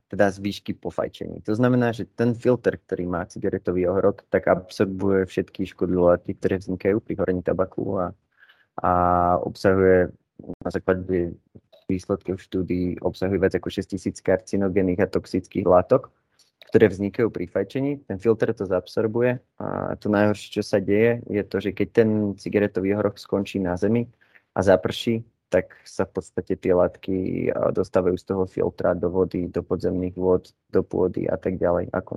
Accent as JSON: {"language": "Slovak", "town": "Žiar nad Hronom", "region": "Banská Bystrica Region", "country": "Slovakia", "moved": "as an adult", "lives_now": "Bratislava, Slovakia", "said": "mám 21 rokov, pochádzam zo Žiaru nad Hronom, ale v súčasnosti už som v Bratislave kvôli štúdiu na vysokej škole"}